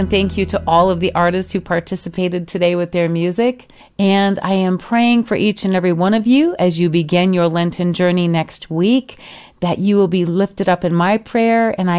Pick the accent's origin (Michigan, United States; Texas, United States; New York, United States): Michigan, United States; now in Arizona, United States; my home state of Michigan